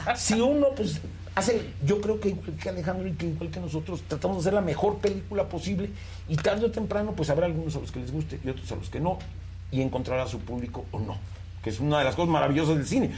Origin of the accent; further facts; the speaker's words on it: Mexico; qué somos los mexicanos